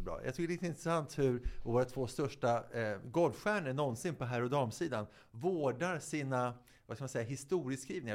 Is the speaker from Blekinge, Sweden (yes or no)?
no; Viksjö, Stockholm County, Sweden; på Viksjö där jag är uppväxt